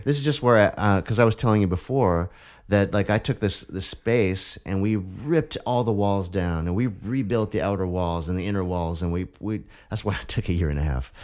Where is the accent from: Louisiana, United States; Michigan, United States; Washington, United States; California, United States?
Washington, United States; Vashon; also born or lived in Seattle / Olympia; I was born and raised in this area. You know, I was born in Seattle. Uh, grew up on Vashon Island